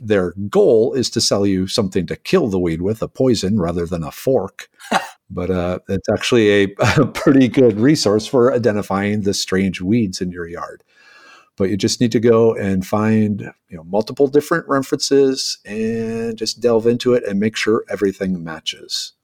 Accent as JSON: {"language": "English", "region": "Minnesota", "country": "United States", "tie": "born or raised there", "moved": "yes", "lives_now": "Houston, United States", "said": "a small farm town kid from Minnesota originally."}